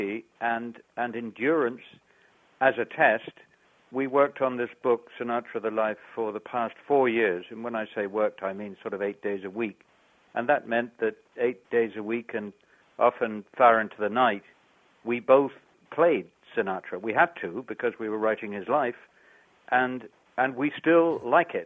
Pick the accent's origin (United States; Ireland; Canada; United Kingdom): Ireland; I'm from Ireland, and this has been my base for years